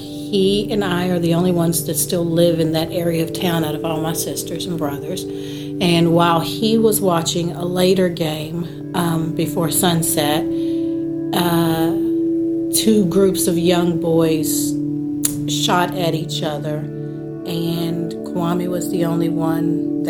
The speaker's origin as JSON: {"language": "English", "town": "Lexington", "region": "Kentucky", "country": "United States", "tie": "born or raised there", "said": "I am one of seven children of … I was born in Lexington, Kentucky. My father joined the Muslim faith when I was four, and so that has always been a part of my life."}